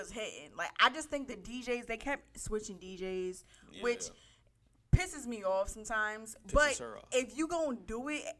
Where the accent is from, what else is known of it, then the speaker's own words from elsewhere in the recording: the East, East Coast, United States; I'm from the East.